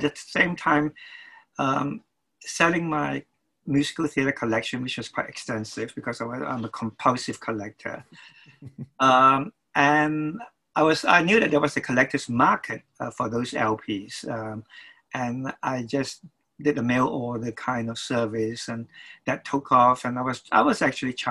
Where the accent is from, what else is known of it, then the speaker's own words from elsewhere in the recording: Kuala Lumpur, Malaysia; moved away as an adult; now in London, United Kingdom; I was born in Kuala Lumpur, Malaysia. As a little boy, my mother took me to see all those wonderful MGM musicals